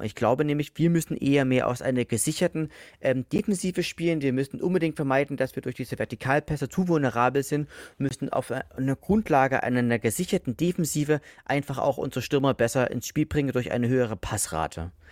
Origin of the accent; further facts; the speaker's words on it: Leipzig, Saxony, Germany; now in Dresden, Germany; ich wohne ja aktuell in Dresden, bin ja Leipziger